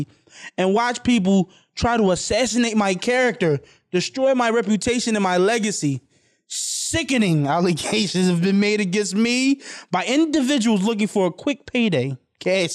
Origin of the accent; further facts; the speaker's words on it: Philadelphia, Pennsylvania, United States; I'm from North Philly.